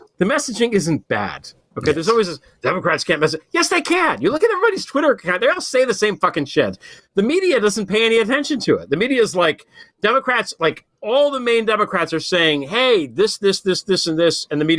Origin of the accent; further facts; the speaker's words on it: New Jersey, United States; I'm from New Jersey.